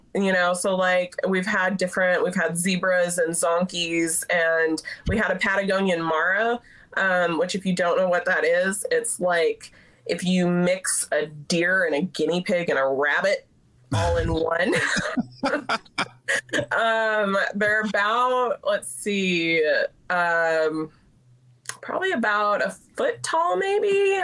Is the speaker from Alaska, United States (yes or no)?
yes; Alaska, United States; now in Texas, United States; growing up in Alaska, we had chickens